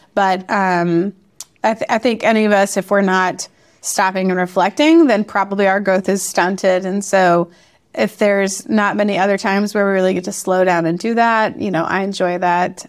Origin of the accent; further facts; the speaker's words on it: Memphis, Tennessee, United States; moved away as an adult; also born or lived in Chicago / Boston / Chattanooga; I'm originally from Memphis and taught in Chicago and outside of Boston as well, um, before life brought us to Chattanooga